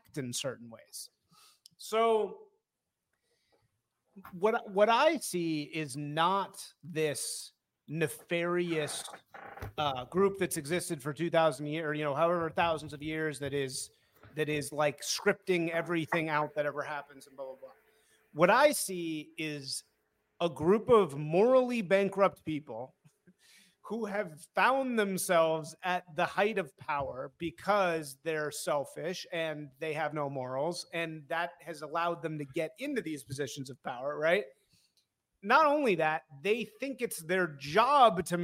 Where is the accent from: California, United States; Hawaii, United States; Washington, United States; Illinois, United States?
Illinois, United States; Evanston; also born or lived in Hyde Park, Chicago; I grew up in Hyde Park and then Evanston later